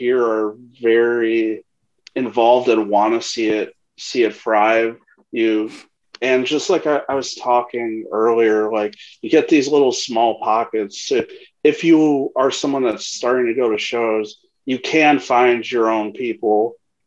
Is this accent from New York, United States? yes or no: no; Chicago, Illinois, United States; I'm originally from Bridgeport, so Phil's Pizza.